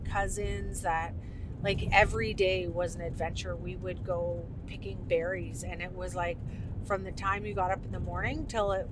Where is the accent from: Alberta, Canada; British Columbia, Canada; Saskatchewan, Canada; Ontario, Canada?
Alberta, Canada; Fort Chipewyan; moved away; I would definitely not trade it for anything growing up in Fort Chip